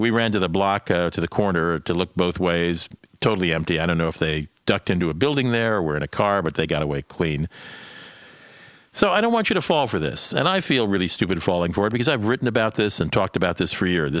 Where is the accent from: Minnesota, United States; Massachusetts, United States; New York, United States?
Minnesota, United States; St. Paul; my hometown of St. Paul